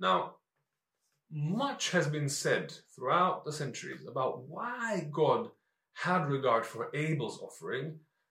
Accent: North Macedonia; now in London, United Kingdom; growing up in Macedonia

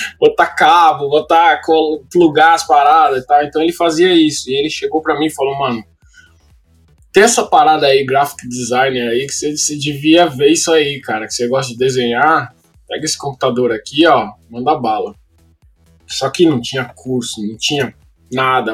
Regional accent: São Paulo, Brazil; moved away as an adult; now in Los Angeles, United States; eu venho da Zona Leste de São Paulo. É, morei na Coab, ah, na Coab 2 até os 20 anos de idade

